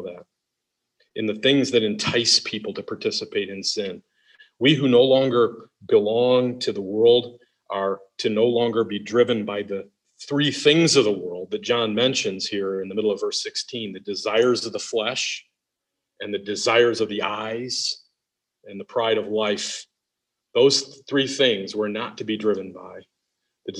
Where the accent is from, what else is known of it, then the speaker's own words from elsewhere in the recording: Detroit, Michigan, United States; I'm from Detroit